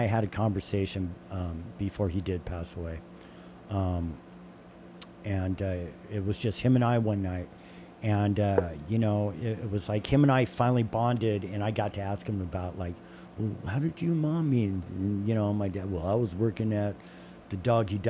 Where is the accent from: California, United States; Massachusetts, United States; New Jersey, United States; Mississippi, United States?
California, United States; Southern; especially in the 80s growing up in Southern California